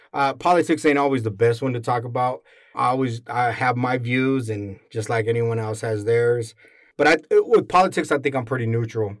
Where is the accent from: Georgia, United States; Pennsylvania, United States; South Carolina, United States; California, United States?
California, United States; San Diego; born or raised there